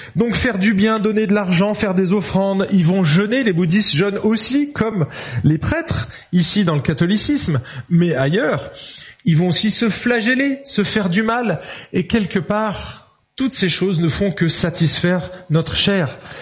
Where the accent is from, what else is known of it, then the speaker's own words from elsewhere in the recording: Lyon, Auvergne-Rhône-Alpes, France; je suis lyonnais